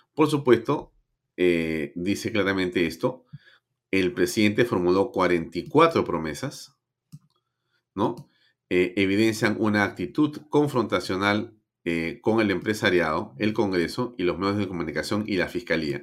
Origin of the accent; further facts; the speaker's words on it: Peru; como muchos peruanos